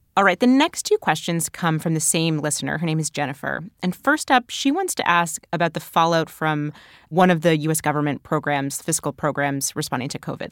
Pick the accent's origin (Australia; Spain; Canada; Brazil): Canada; moved away as an adult; now in United States; growing up in Canada